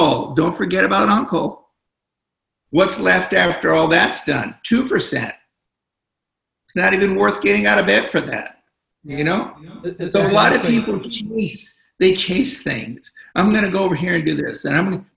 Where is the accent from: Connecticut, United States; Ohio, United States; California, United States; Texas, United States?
California, United States; Los Angeles; I'm from Los Angeles.